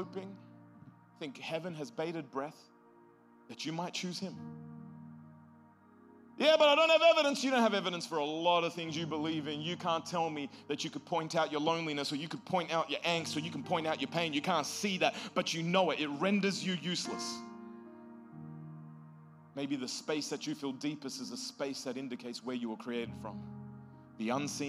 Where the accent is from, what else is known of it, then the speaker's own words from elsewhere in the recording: Australia; moved away; I'm from Australia.